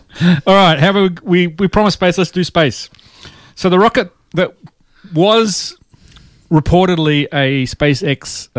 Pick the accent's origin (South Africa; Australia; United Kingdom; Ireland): Ireland; accent: Irish; It's not my Irish accent.